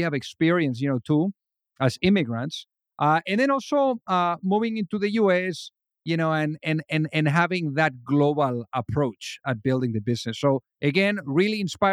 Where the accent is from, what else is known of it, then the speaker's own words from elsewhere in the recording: Spain; now in United States; from where I came from Spain